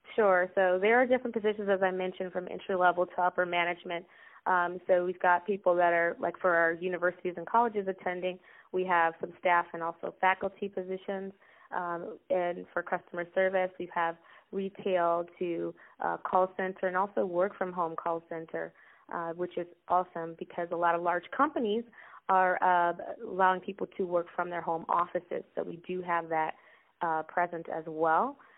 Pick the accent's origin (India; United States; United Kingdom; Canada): United States; Chicago, Illinois; I am Chicago native. Um, I was born on the South Side, um, and uh, I currently live in the Chicagoland area too